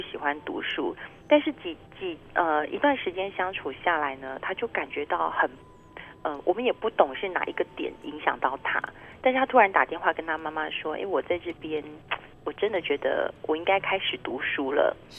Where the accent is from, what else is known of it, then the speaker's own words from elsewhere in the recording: Taiwan; 我们台湾人